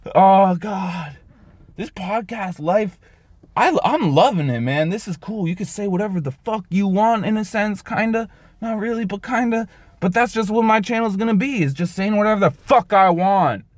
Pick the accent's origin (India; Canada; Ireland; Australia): Canada; I'm Canadian